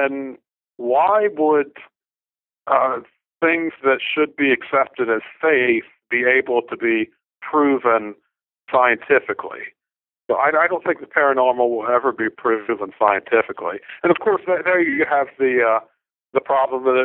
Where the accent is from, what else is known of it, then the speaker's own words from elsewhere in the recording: Baltimore, Maryland, United States; I grew up in Baltimore.